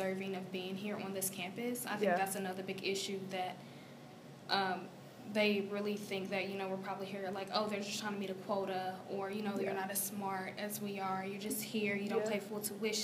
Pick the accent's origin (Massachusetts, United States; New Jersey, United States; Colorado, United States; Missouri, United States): Missouri, United States; Ferguson; moved away as an adult; I am from Ferguson